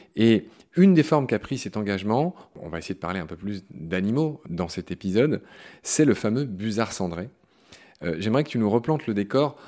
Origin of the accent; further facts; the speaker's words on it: Lorraine, Grand Est, France; en Lorraine, ma région natale, qui est aussi ta région natale